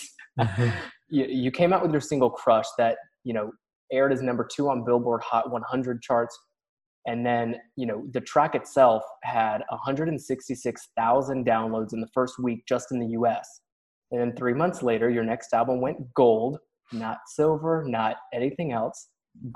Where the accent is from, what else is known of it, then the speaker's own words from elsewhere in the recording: Tennessee, United States; My home state of Tennessee